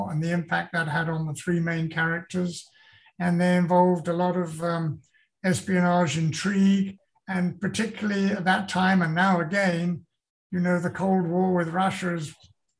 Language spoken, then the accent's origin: English; Sussex, South East England, United Kingdom; moved away as an adult; also born or lived in London; now in United States; I moved from London, where I was born, but I grew up in Sussex